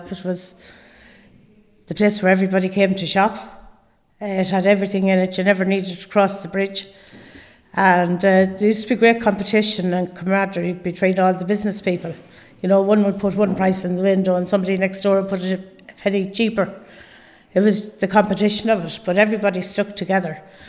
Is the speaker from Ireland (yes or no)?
yes; Athlone, Leinster, Ireland; I'm originally from Connaught Street in Athlone. I was born and reared there